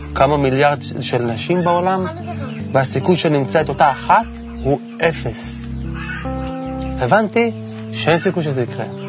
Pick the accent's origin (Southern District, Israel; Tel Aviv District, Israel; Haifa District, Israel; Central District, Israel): Central District, Israel; Kfar Saba; גדלתי בכפר, בכפר סבא